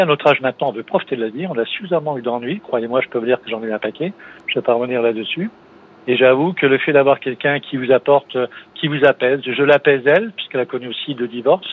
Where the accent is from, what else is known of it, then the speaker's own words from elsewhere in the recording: Metz, Grand Est, France; also born or lived in Montpellier; je suis de l'Est, du côté de la région Messine